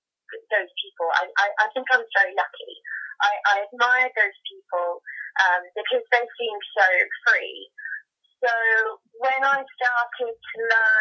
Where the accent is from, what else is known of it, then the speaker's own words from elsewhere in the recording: Hastings, South East England, United Kingdom; I'm from Hastings in the UK.